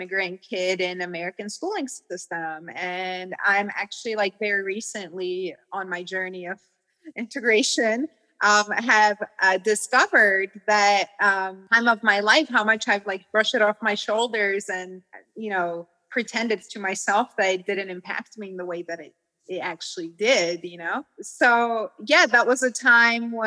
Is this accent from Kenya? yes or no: no; Georgia; moved away; being a Georgian and like being absolutely oppressed by Russia